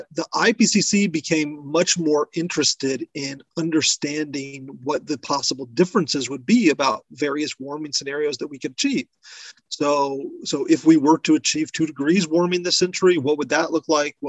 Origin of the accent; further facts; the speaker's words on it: American Southwest, United States; I come from the American Southwest, where drought is nothing novel